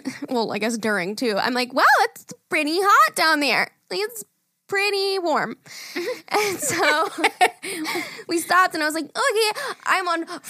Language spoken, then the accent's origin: English; Mornington Peninsula, Victoria, Australia